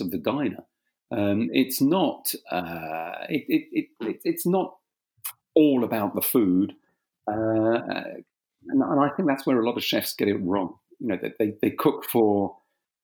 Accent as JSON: {"language": "English", "region": "England", "country": "United Kingdom", "tie": "born or raised there", "also_born_or_lived": "Kent", "accent": "slight South London", "first_language": "French", "said": "My father and mother arrived in England in 1958. I was born here."}